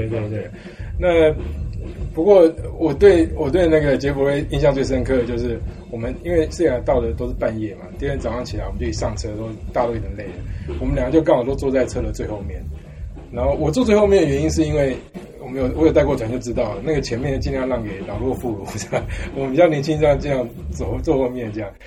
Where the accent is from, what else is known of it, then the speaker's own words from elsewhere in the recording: Taiwan; moved away as an adult; also born or lived in United States / Canada / Czech Republic / United Kingdom; 我是台湾出 生长大，但我在美国拿到博士